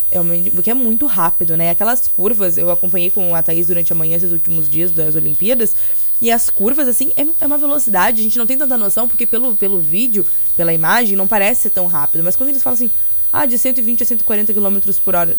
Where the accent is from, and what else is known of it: Brazil